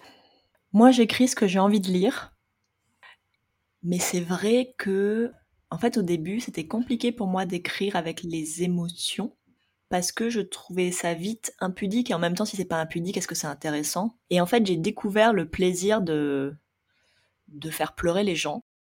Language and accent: French; France; on est français